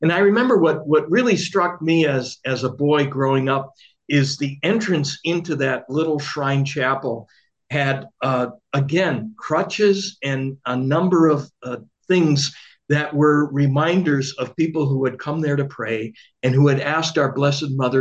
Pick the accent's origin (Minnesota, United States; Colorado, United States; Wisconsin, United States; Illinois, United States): Wisconsin, United States; Milwaukee; I grew up in Milwaukee